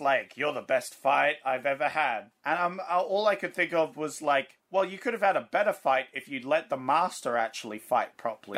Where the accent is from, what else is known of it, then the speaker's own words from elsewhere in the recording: Australia; as an Australian that works at a bottle load